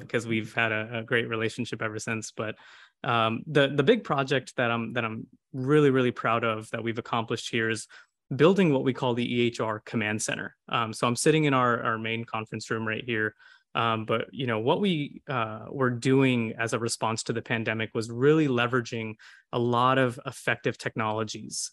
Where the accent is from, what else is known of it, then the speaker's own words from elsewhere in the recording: Houston, Texas, United States; a lot of us are born and raised in Houston